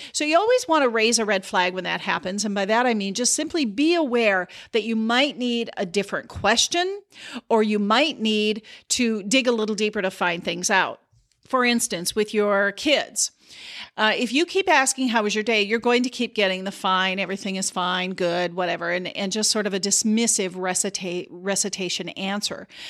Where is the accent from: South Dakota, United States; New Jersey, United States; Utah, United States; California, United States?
South Dakota, United States; I grew up in South Dakota